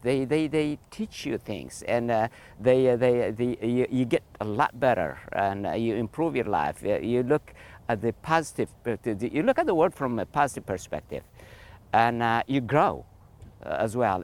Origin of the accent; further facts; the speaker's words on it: Eritrea; moved away; I am originally from Eritrea